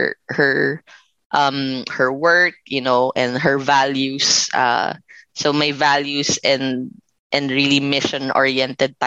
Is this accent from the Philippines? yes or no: yes; Philippines; I am from the Philippines and currently based in the Philippines